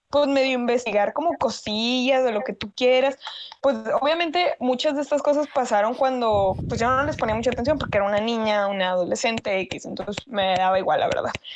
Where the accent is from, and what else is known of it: Mexico